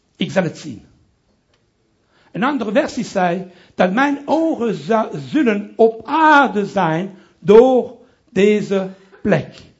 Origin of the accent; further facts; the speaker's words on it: Brussels, Brussels-Capital Region, Belgium; accent: French; first language French; Dutch is a second language; moved away as an adult; also born or lived in Italy (ancestry); now in Amsterdam, Netherlands; ik ben Italiaans, opgegroeid in Brussel